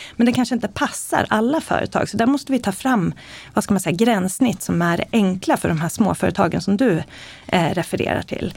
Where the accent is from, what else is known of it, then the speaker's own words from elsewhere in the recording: Eskilstuna, Södermanland, Sweden; Jag föddes i Eskilstuna, växte upp med en mamma och pappa som har jobbat på IBM